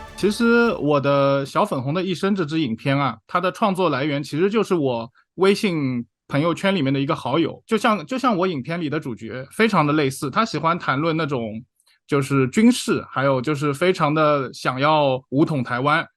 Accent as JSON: {"language": "Chinese", "country": "China", "tie": "born or raised there", "also_born_or_lived": "California, United States", "moved": "yes", "said": "我们这种从小出生在独裁国家的"}